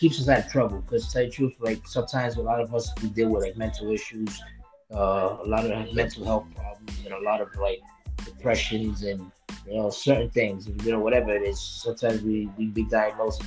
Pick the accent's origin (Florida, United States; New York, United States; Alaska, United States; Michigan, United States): New York, United States; New York City; I grew up way down in Brooklyn, New York.